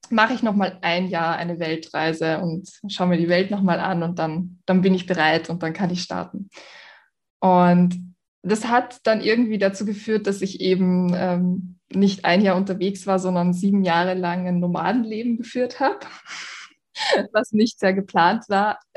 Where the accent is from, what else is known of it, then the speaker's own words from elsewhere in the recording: Vienna, Austria; ich bin aus Wien.